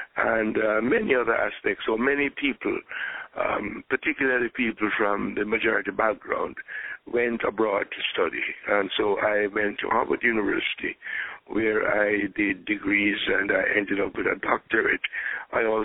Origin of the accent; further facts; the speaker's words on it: Kingston, Jamaica; moved away as an adult; also born or lived in St. James, Jamaica; I was born in Jamaica in the parish of St. James. As a little boy, I went to live in Kingston because my family moved. I attended primary school, elementary school, high school in Kingston.